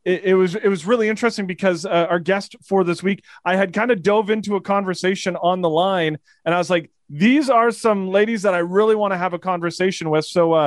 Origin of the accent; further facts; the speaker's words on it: Canada; For us Canadians who are geographically messed up